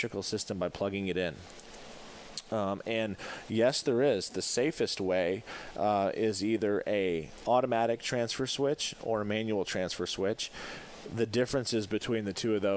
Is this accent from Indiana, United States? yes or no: no; Michigan, United States; now in Florida, United States; I'm originally from Michigan